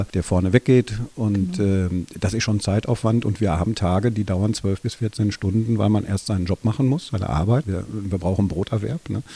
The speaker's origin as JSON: {"language": "German", "town": "Dortmund", "region": "North Rhine-Westphalia", "country": "Germany", "tie": "born or raised there", "said": "ich bin in Dortmund geboren, lebe gerne in Dortmund, habe auch immer in Dortmund gelebt"}